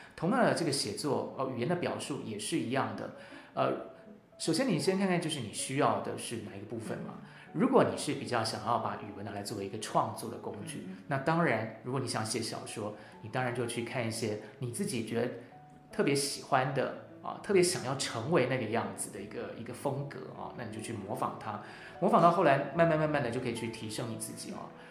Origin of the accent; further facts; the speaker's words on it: National Tsing Hua University campus, Hsinchu City, Taiwan; 我自己小时候就是在清华的大草坪玩着长大的